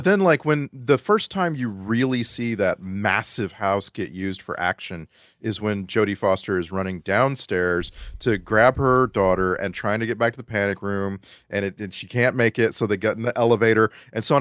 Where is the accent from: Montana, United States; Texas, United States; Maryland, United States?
Texas, United States; South; I grew up in South Texas